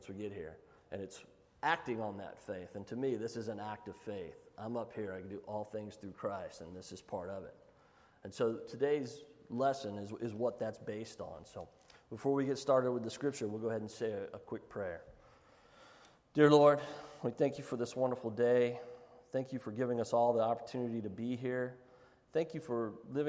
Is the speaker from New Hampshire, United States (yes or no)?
no; Giddings, Texas, United States; also born or lived in Cameron, Texas; I grew up in Giddings